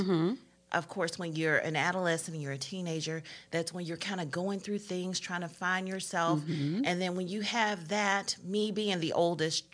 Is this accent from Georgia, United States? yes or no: yes; Augusta, Georgia, United States; also born or lived in Atlanta, Georgia; I was in Augusta, Georgia